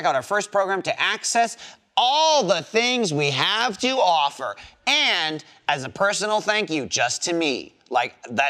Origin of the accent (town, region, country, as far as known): New Jersey, United States; born or raised there; moved away as an adult; now in Texas, United States